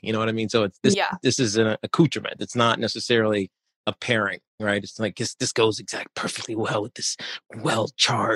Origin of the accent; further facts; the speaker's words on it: Roanoke, Virginia, United States; I grew up in Roanoke, Virginia, and I went to UVA